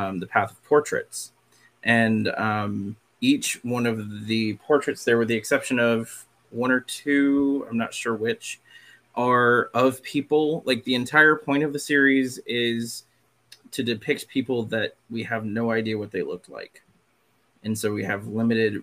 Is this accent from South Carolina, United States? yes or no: yes; Catawba Reservation, South Carolina, United States; I am Catawba and I grew up on the Catawba Reservation